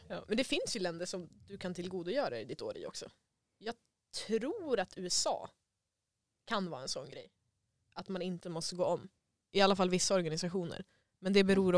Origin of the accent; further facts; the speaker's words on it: Sweden; also born or lived in Germany; jag var svensk